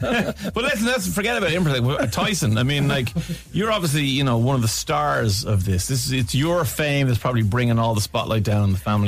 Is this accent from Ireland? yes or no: yes; Portmarnock, County Dublin, Ireland; you and I are from the same place. We're both from the Marnock.